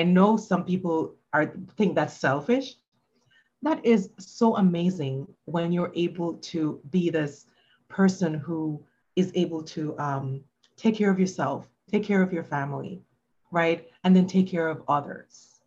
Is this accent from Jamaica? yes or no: yes; Jamaica; now in United States; I grew up in Jamaica and we used to wear uniforms to school